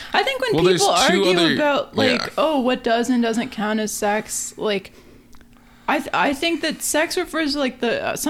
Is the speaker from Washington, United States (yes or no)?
yes; Washington, United States; growing up in Washington